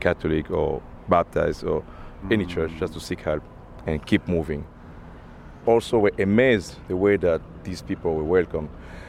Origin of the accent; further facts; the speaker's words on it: DR Congo; moved away as an adult; now in Portland, United States; I'm from the Congo.